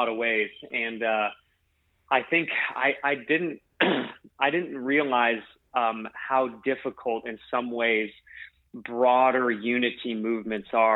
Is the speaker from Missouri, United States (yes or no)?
no; Alaska, United States; moved away; also born or lived in Hawaii / Pennsylvania; my town that I grew up in Alaska would have fit on the field of any one of those stadiums that we've gathered. I just come from a tiny little town in Alaska